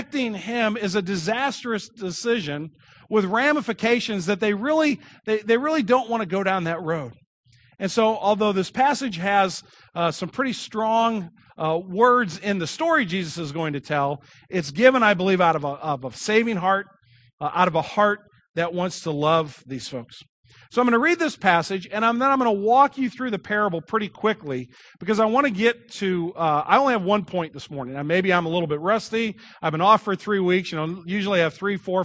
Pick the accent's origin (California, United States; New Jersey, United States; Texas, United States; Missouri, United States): Missouri, United States; Kirkwood; I grew up here in Kirkwood